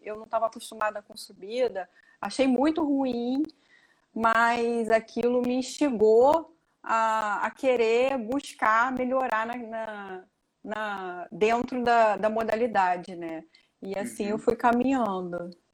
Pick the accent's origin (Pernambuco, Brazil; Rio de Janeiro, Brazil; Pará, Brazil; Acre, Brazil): Rio de Janeiro, Brazil; Niterói; eu sou de Niterói, Rio de Janeiro